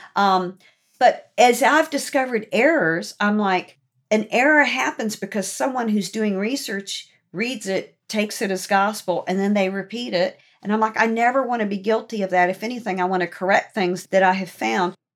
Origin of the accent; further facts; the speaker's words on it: Norfolk, Virginia, United States; I grew up in Norfolk